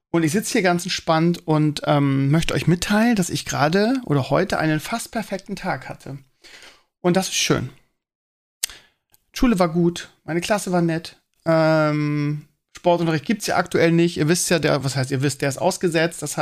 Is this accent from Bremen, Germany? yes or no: yes; Bremen, Germany; also ich kannte die als Bremer vorher nicht.